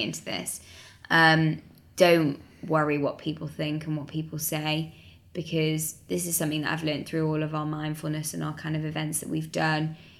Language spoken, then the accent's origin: English; Manchester, North West England, United Kingdom; moved away; I'm from Manchester originally